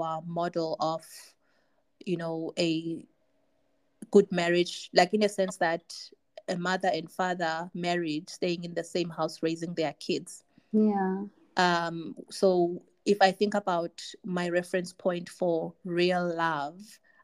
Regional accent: Tanzania; I grew up in Tanzania

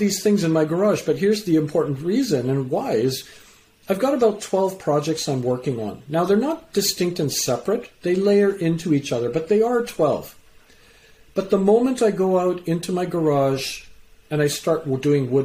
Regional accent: Canada; also born or lived in England; I was born in England, raised in Canada.

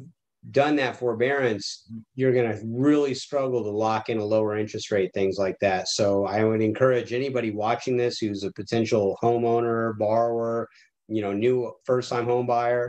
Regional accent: Tucson, Arizona, United States; I grew up in Tucson, Arizona, right by Davis-Monthan Air Force Base.

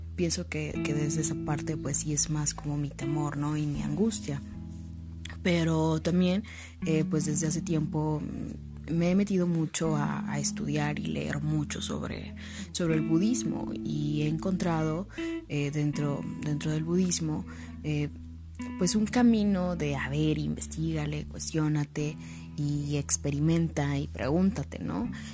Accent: Mexico; somos mexicanos y celebramos un día eh, al año precisamente a esto, a los muertos.

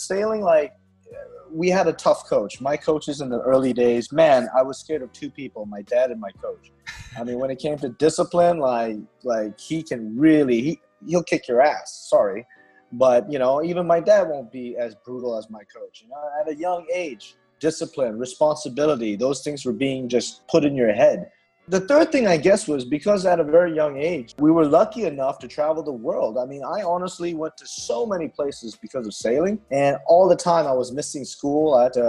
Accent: Myanmar; I'm a local

